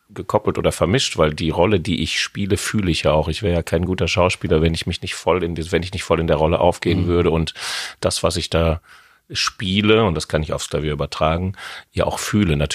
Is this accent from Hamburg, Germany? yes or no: no; Hamm, North Rhine-Westphalia, Germany; Nein, ich komme aus {S1} Hamm in Westfalen. Die einen sagen östliches Ruhrgebiet, die anderen sagen Lippe